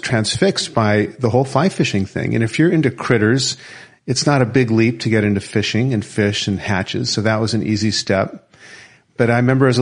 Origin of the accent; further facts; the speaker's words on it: Portland, Oregon, United States; I was born in Portland, Oregon